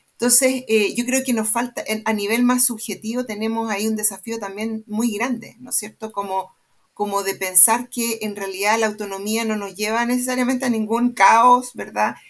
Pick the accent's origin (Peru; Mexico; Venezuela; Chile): Chile; Santiago, Santiago Metropolitan Region; estudié en el Manuel de Salas